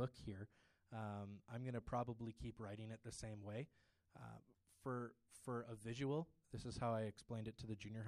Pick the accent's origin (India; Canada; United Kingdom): Canada; Ontario; I grew up in Ontario where it's very liberal